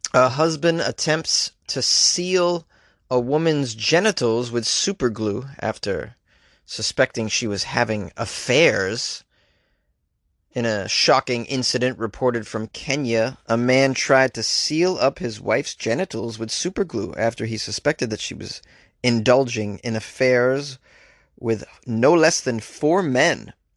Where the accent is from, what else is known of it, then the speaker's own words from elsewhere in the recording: New England, United States; I'm from New England